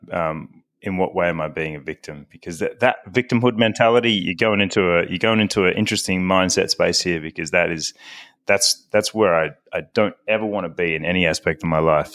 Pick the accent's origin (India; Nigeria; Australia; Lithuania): Australia; Victoria; moved away as an adult; also born or lived in Melbourne, Australia; I am originally, uh, from Melbourne, Australia. I was born in Melbourne, but, uh, spent my childhood in the country